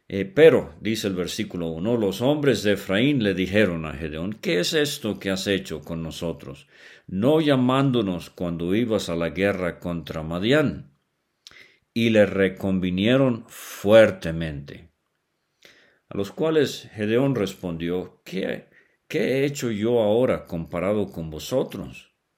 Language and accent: Spanish; Venezuela; cuando era niño allá en Venezuela